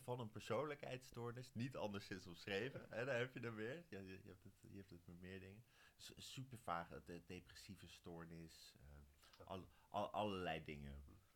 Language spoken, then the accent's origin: Dutch; Wijk bij Duurstede, Utrecht, Netherlands; ik kom uit Wijk. Dat is hier 8 kilometer vandaan